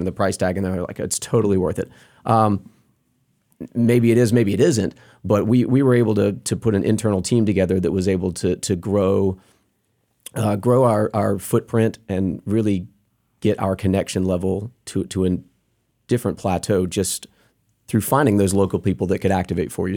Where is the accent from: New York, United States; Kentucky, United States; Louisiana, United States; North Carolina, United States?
North Carolina, United States; we're all North Carolina guys